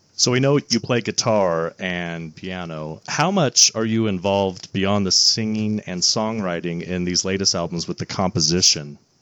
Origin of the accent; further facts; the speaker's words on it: Los Angeles, California, United States; Los Angeles, which I actually call my hometown